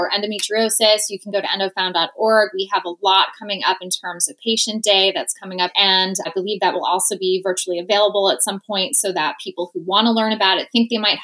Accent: New Jersey, United States; my home state of New Jersey

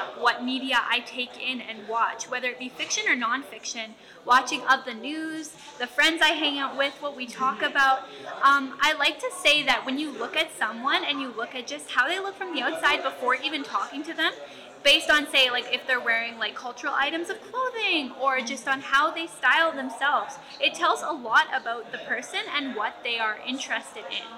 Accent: Winnipeg, Manitoba, Canada; My family is from Ebb and Flow First Nation, but I was born in Winnipeg

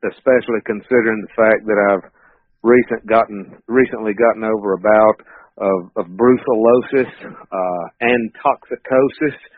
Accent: North Carolina, United States; moved away as an adult; now in Knoxville, United States; I've been here for actually it'll be 21 years next month, and I'm originally from North Carolina, uh, 10th generation North Carolinian. All my family's still over there.

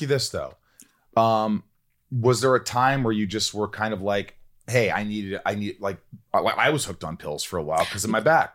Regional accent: Indiana, United States; moved away; no creativity where I grew up in Indiana

